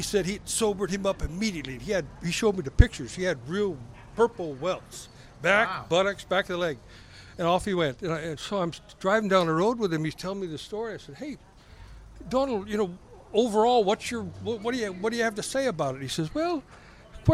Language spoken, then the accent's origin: English; Pacific Northwest, United States; The Great Northwest